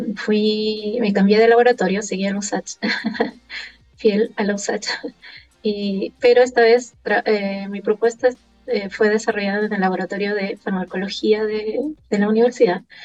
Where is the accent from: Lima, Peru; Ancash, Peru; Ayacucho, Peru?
Lima, Peru; now in Chile; como buena limeña